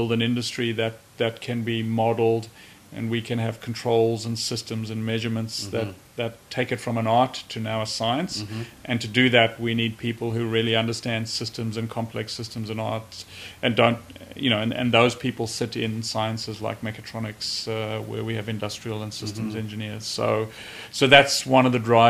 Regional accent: Johannesburg, Gauteng, South Africa; moved away as an adult; I grew up in Johannesburg, went to University of Witwatersrand to do mining engineering

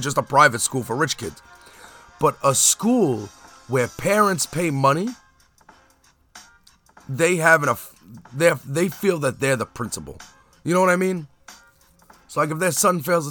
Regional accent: Brooklyn, New York, United States; also born or lived in Staten Island; When I was a kid growing up in Brooklyn

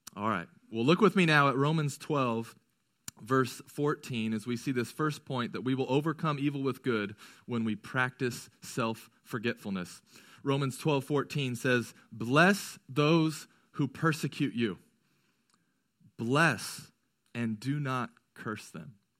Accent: United States

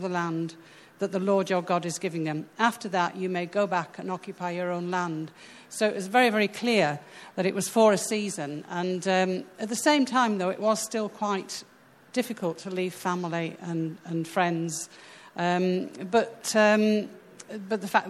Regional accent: United Kingdom; moved away as an adult; now in Sweden; we're British

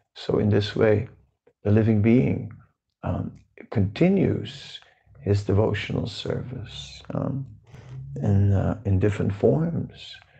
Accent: Netherlands; moved away; I'm from the Netherlands

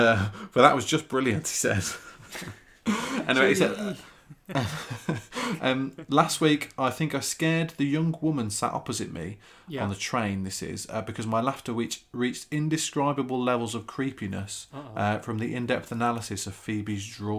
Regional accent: Wolverhampton, West Midlands, United Kingdom; moved away as an adult; now in Virginia Beach, United States; I'm an architect in America, Virginia Beach. I grew up in Wolverhampton in the Whittock area. And after uni, left the UK and now reside in VA Beach.

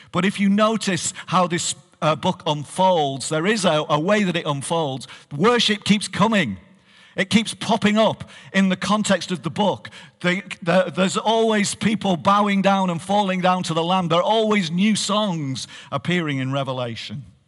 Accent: Barrow-in-Furness, North West England, United Kingdom; moved away as an adult; now in Hartlepool, United Kingdom; I am a, a Barovian. I am from here, and, uh, I grew up in this church.

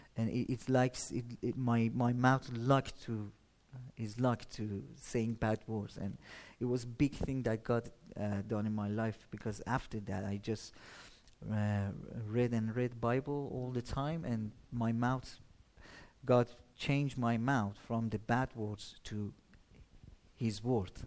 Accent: Shiraz, Fars, Iran; moved away; I'm from Iran, as you said, a city called uh, Shiraz

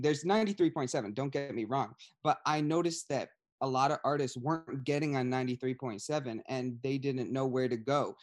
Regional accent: Ledyard, Connecticut, United States; I grew up in the New L, London County, so I, I'm from Ledyard, but, uh, New London is the big, the big city right next to me.

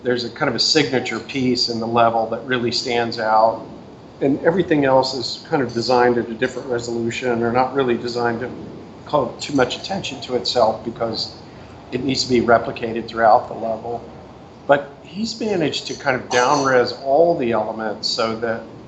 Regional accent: Houston, Texas, United States; born or raised there; now in Seattle, United States

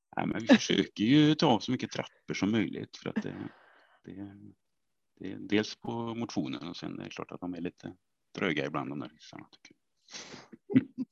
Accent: Vänersborg, Västra Götaland, Sweden; Jag är ju från eh, Vänersborg från början

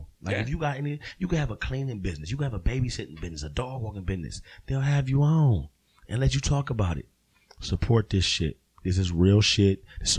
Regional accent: Ohio, United States; Because I'm from Ohio.

